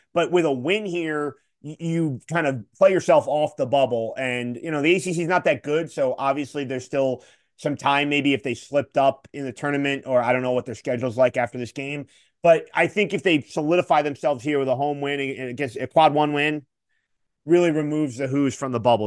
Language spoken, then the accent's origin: English; Philadelphia, Pennsylvania, United States; I'm from the Philly area